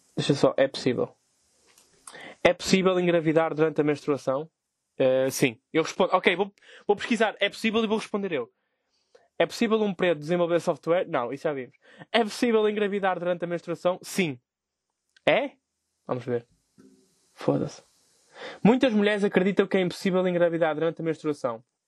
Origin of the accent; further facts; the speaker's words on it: Vila Nova de Gaia, Norte, Portugal; eu sou de Gaia.